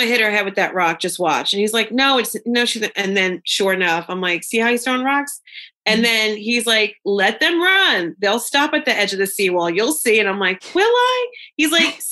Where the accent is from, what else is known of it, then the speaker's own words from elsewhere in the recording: United States; I'm American.